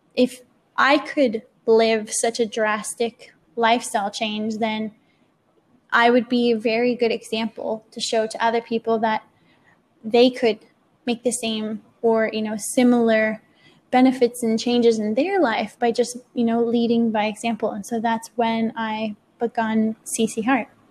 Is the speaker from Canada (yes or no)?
yes; Canada; moved away as an adult; I'm from Canada